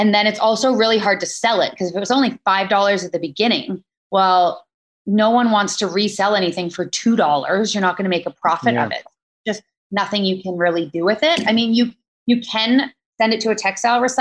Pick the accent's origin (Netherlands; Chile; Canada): Canada; Maple Ridge, British Columbia; now in Vancouver, Canada; Yeah, I grew up in Maple Ridge, which is about an hour outside of Vancouver.